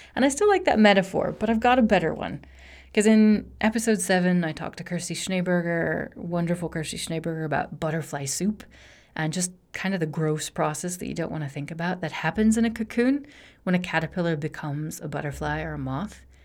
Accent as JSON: {"language": "English", "region": "Rocky Mountains in Wyoming", "country": "United States", "tie": "born or raised there", "moved": "as an adult", "lives_now": "Barcelona, Spain", "said": "I grew up in the Rocky Mountains in Wyoming"}